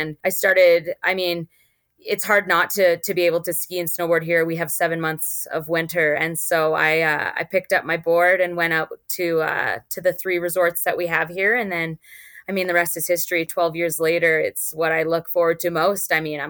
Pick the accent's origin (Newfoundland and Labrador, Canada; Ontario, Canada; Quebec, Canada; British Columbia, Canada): Ontario, Canada; Thunder Bay; moved away as an adult; now in Banff, Canada; I grew up in Thunder Bay, Ontario, which is in the northwestern area.